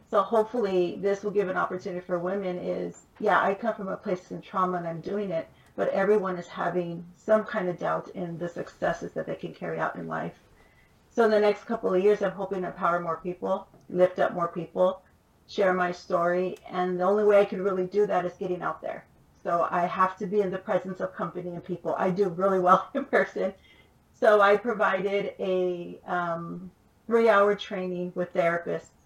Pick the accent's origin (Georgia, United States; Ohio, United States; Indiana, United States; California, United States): California, United States; Los Angeles; I grew up in East LA, East Los Angeles. I was born. I moved more than 25 times before I completed high school, went to nine different schools.